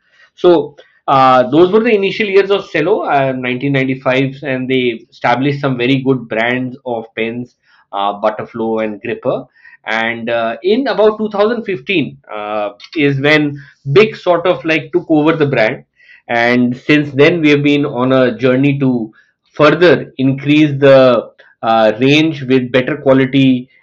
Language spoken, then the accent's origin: English; Lucknow, Uttar Pradesh, India; also born or lived in Middle East; I was born in Lucknow. I belong to one of the largest states in India, UP, which has the population equal to that of Brazil, around 200 million. Born in Lucknow, but I was brought up in the Middle East.